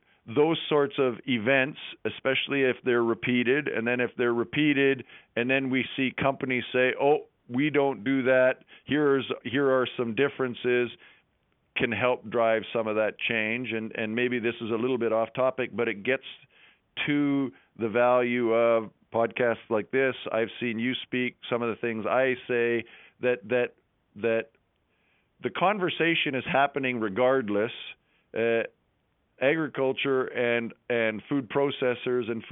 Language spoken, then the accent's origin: English; Western Canada, Canada; now in Elora, Canada; when I grew up in Western Canada